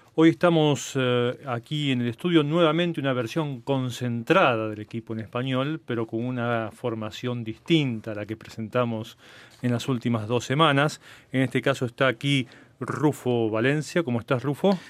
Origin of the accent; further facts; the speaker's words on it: Buenos Aires, Argentina; Yo soy de Buenos Aires y viví prácticamente toda mi vida allí